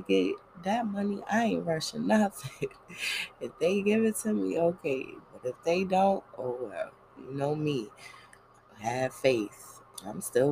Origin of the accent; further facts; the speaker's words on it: New York City, New York, United States; I'm just from Brooklyn